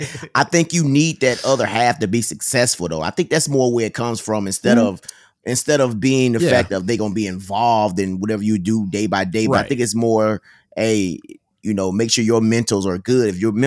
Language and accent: English; Mississippi, United States; because I'm from Mississippi, so I'm not saying the words like, correctly and all this type of stuff.